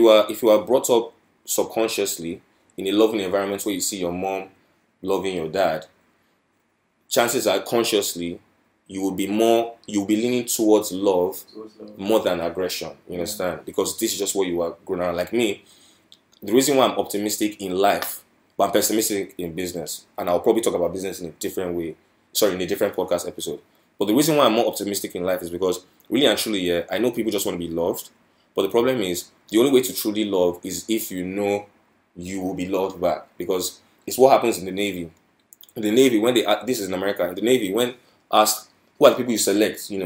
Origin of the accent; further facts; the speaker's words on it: Nigeria; I'm a Nigerian, right? And coming from a Nigerian household